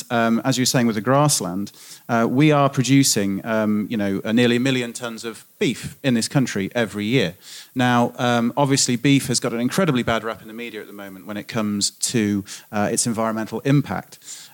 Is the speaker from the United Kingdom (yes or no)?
yes; United Kingdom; Now, as a British farmer, I would agree absolutely